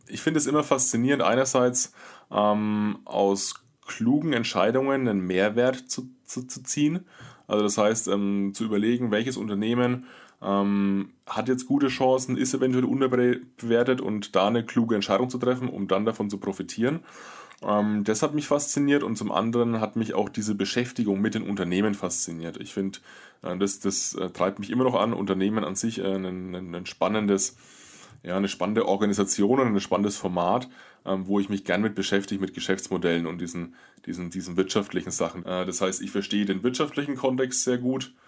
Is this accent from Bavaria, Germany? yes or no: yes; Würzburg, Bavaria, Germany; Ich komme aus Würzburg o-, oder aus der Würzburger Gegend